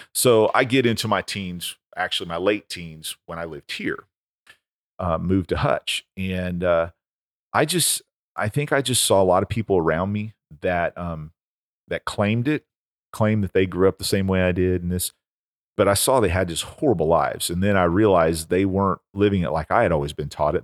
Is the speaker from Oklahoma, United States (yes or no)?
yes; Oklahoma, United States; When I was a kid growing up in Oklahoma